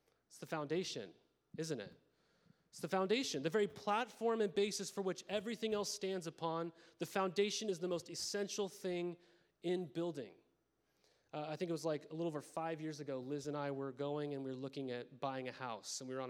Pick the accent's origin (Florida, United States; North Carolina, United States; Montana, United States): Montana, United States; moved away; I grew up in Montana